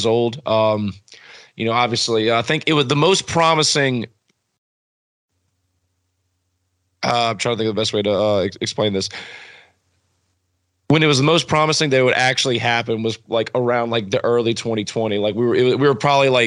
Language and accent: English; New Roads, Louisiana, United States; I grew up in New Roads, Louisiana